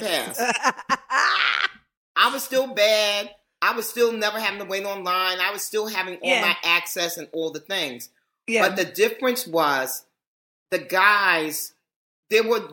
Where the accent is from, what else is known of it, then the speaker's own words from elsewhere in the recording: New York City, New York, United States; I'm born and raised in New York and, this is my town